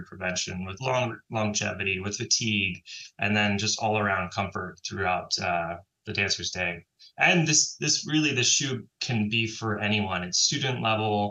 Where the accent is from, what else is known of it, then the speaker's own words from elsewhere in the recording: San Francisco, California, United States; I grew up and was born and raised in San Francisco, and trained at the San Francisco Ballet